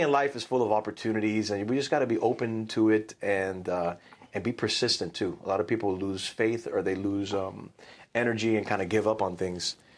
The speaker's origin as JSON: {"language": "English", "country": "United States", "tie": "born or raised there", "said": "I was born here"}